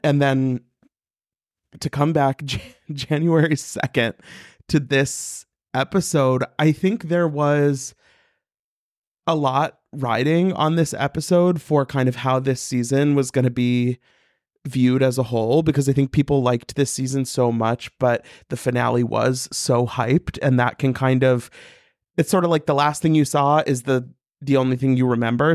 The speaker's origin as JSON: {"language": "English", "region": "Missouri", "country": "United States", "said": "I'm from Missouri."}